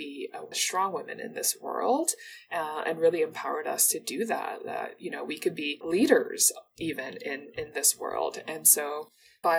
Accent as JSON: {"language": "English", "town": "Toronto", "region": "Ontario", "country": "Canada", "tie": "born or raised there", "also_born_or_lived": "Mauritius", "said": "I was born in Mauritius, and my parents, like my sister and I, immigrated to Toronto when I was 6 years old"}